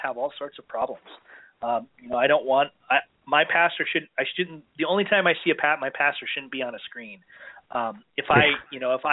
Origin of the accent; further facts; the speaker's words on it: Minneapolis, Minnesota, United States; moved away; I was from Minneapolis